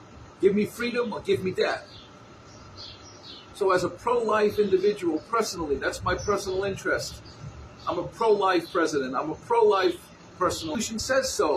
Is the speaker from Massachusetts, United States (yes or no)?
yes; Revere, Massachusetts, United States; I was born in 1958 in Revere, Massachusetts. I'm a New Englander